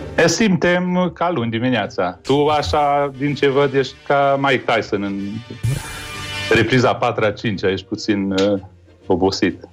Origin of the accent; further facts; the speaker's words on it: Târgu Mureș, Mureș County, Romania; now in Bucharest, Romania; eu trăiesc la București, dar sunt din Târgu Mureș